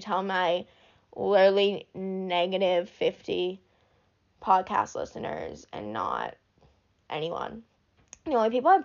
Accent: Braintree, Massachusetts, United States; moved away; also born or lived in New Hampshire; I'm from Massachusetts

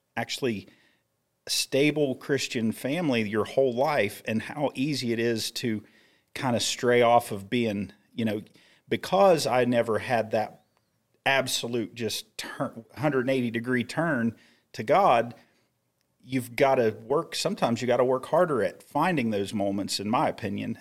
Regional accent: Grafton, West Virginia, United States; I was in that family circle of my hometown in Little Grafton, West Virginia

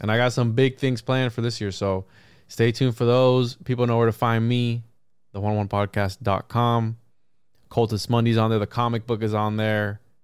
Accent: Puerto Rico; When I grew up in Puerto Rico

